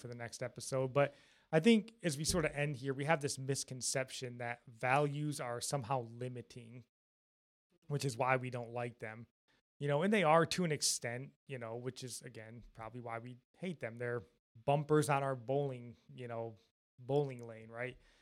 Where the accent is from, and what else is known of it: Jackson, Michigan, United States; born or raised there